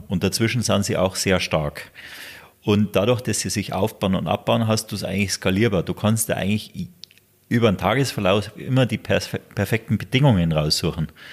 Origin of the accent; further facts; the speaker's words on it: Garmisch-Partenkirchen, Bavaria, Germany; ich lebe hier, das ist meine Heimat ja, in Garmisch